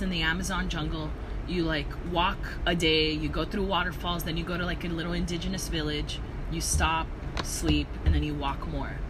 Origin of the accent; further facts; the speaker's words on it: Downey, California, United States; also born or lived in South Gate, California / Koreatown, Los Angeles; now in Los Angeles, United States; my parents had me in Southgate, and then when I was like in maybe in elementary school, we moved over to Downey